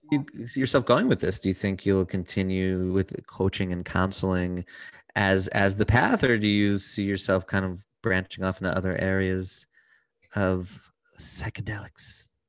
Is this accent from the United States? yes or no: yes; United States; I'm from America.